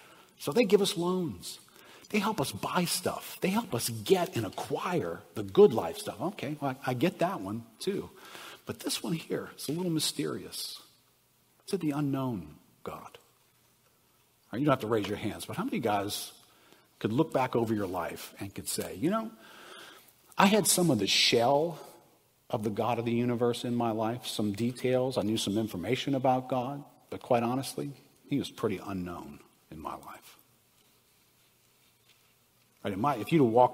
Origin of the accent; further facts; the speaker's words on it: New Orleans, Louisiana, United States; I grew up in New Orleans